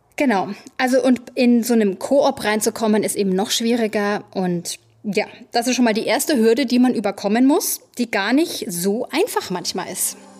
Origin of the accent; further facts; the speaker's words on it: Germany; now in New York City, United States; Bei uns in Deutschland